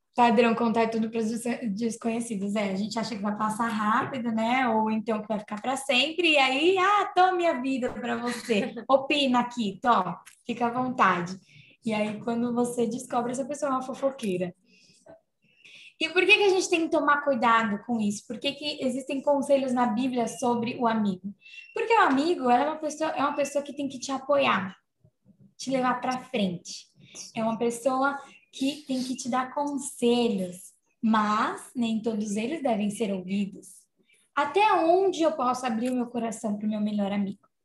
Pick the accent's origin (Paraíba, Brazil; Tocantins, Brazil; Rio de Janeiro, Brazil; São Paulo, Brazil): São Paulo, Brazil; Santo André; eu sou de Santo André